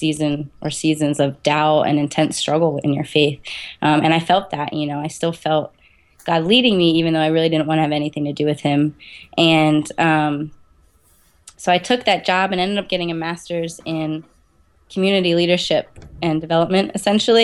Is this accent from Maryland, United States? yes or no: yes; Eldersburg, Maryland, United States; moved away as an adult; also born or lived in New Jersey / Harrisburg, Pennsylvania; now in Williamsport, United States; I was born in New Jersey, and then I grew up in Maryland majority of my life. So it's a little town called Eldersburg.